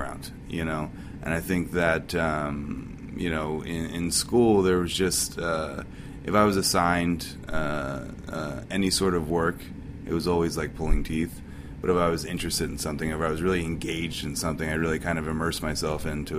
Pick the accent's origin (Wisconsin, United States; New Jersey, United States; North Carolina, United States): New Jersey, United States; moved away as an adult; now in San Francisco, United States; I'm from South Jersey